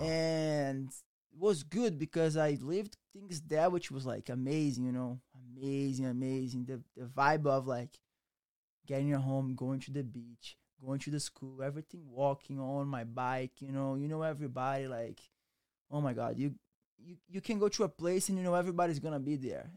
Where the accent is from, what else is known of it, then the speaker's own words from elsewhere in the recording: Rio de Janeiro, Brazil; English is a second language; moved away; also born or lived in Méier, Rio de Janeiro / Barra da Tijuca, Rio de Janeiro; I came from Rio de Janeiro.